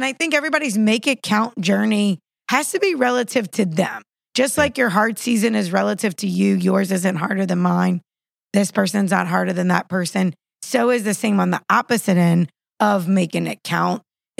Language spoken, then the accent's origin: English; West Bank, Palestine; I'm from the West Bank.